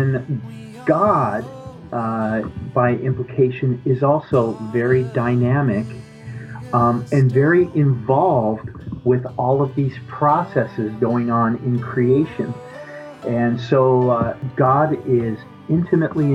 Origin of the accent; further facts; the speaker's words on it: Denver, Colorado, United States; I grew up primarily in Denver